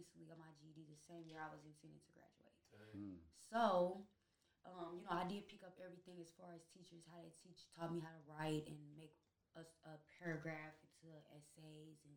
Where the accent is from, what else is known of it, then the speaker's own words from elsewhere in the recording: St. Louis, Missouri, United States; I'm from St. Louis, Missouri area. Overall, in my teens, I moved to St. Louis City area, but in the younger days and the middle school, before high school, I would say, I was raised in St. Louis, North County.